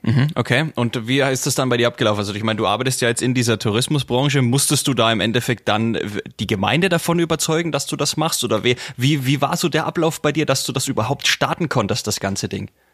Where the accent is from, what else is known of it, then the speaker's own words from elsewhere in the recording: near Bamberg, Bavaria, Germany; Ich bin ja aus der Nähe von Bamberg, ich liege ja direkt zwischen Bamberg und Forchheim